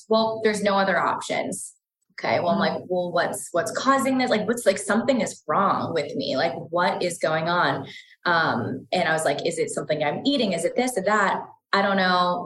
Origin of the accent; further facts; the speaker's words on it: East Coast, United States; moved away; I'm from the East Coast originally and just grew up in a very traditional household